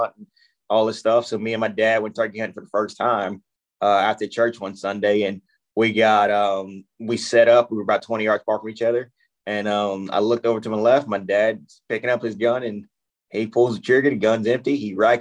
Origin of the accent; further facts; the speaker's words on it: South Louisiana, United States; I grew up in Louisiana, born and raised South Louisiana